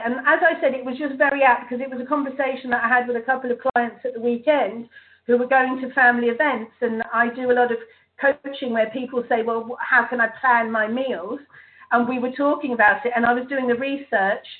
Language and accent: English; England, United Kingdom; being English